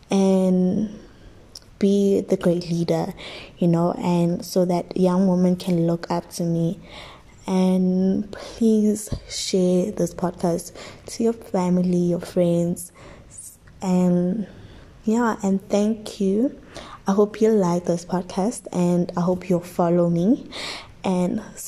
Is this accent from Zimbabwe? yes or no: yes; Sprayview, Harare, Zimbabwe; Yes. And I grew up in Sprayview, and I live with my granny, my uncle.